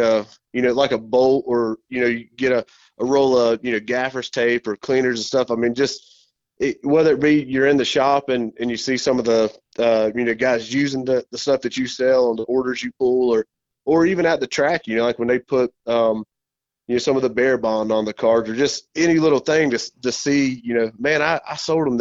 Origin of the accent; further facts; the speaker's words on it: Charlotte, North Carolina, United States; I was born and raised here in the Charlotte area